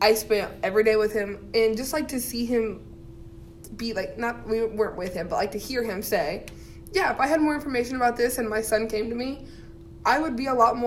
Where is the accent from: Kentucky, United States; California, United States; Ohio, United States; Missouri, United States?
Ohio, United States; southern; me coming from, like, my hometown, which is, like, super conservative, Ohio, like, southern, not southern states, but, like, deep enough far south in Ohio